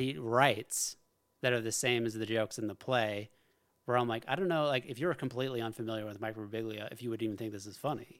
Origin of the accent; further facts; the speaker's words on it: Alaska, United States; I grew up in Alaska.